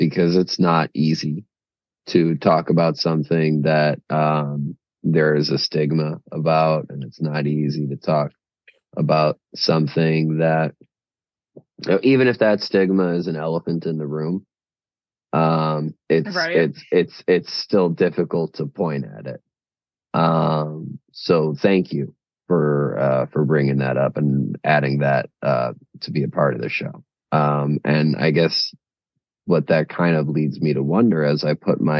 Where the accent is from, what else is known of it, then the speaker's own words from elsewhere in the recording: Chicago, Illinois, United States; We are both from Chicago.